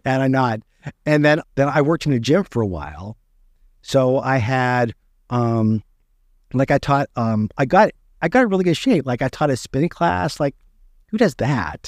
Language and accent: English; West Virginia, United States; I grew up in West Virginia